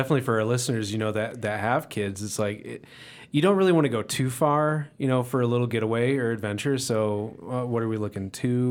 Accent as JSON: {"language": "English", "region": "Indiana", "country": "United States", "moved": "yes", "lives_now": "Colorado, United States", "said": "I'm from Indiana, so I'm not a native."}